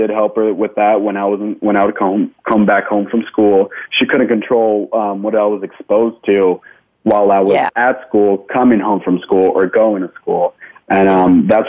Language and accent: English; Santa Ana, California, United States; I was born and raised in Santa Ana, California, down in Orange County